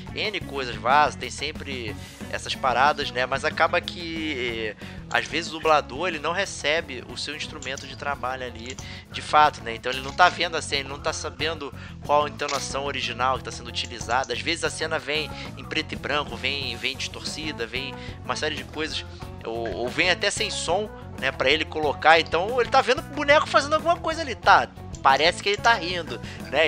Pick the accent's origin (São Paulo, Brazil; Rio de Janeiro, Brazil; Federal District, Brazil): Rio de Janeiro, Brazil; accent: carioca; dubladores cariocas e tal, usando o nosso sotaque